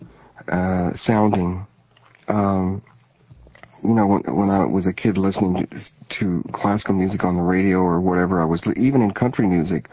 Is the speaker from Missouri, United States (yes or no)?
yes; Springfield, Missouri, United States; also born or lived in Shenandoah, Iowa; Where I was born in Shenandoah, Iowa, we were on a radio station there called KMA. It's still there. And my dad moved our family to Springfield, Missouri, in the Ozark Mountains